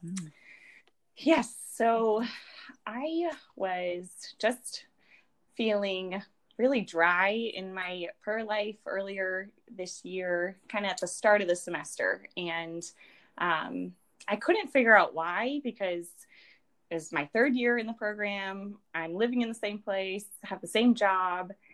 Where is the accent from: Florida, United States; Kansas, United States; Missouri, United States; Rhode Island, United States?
Rhode Island, United States; now in South Bend, United States; I am from Rhode Island.